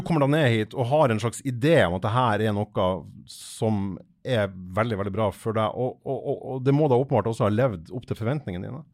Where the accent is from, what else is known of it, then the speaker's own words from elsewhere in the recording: Fauske, Nordland, Norway; jeg er fra Fauske i Nordland